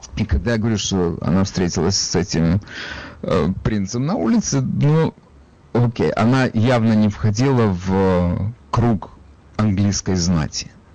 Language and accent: Russian; Odesa, Odesa Oblast, Ukraine; я при этом из Одессы